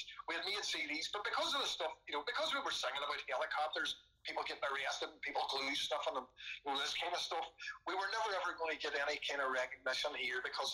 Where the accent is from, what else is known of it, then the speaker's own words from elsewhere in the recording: Derry, Northern Ireland, United Kingdom; when I was growing up in Derry during the 80s